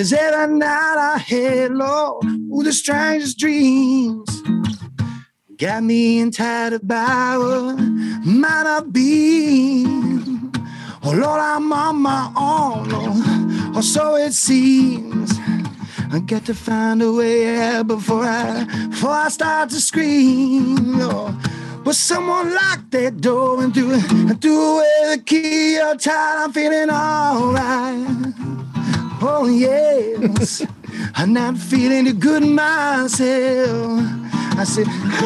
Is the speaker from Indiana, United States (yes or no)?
no; Petaluma, California, United States; I currently live about 2 blocks away from the hospital I was born in, the Petaluma Hospital